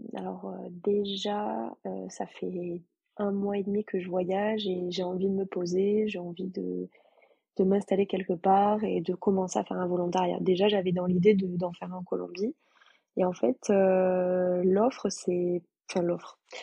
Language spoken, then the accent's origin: French; Toulouse, Occitania, France; je suis française, toulousaine